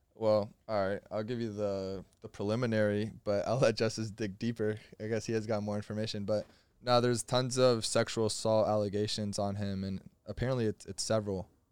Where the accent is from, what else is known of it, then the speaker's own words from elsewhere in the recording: Florida, United States; I'm from Florida.